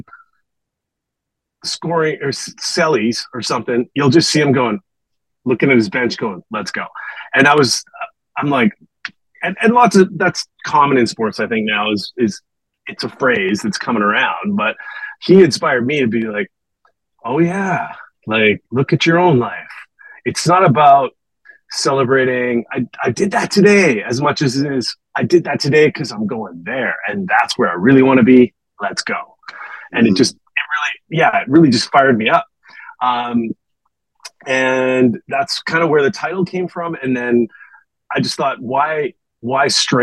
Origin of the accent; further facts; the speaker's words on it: just outside of Edmonton, Alberta, Canada; moved away; also born or lived in Vancouver; I grew up just outside of Edmonton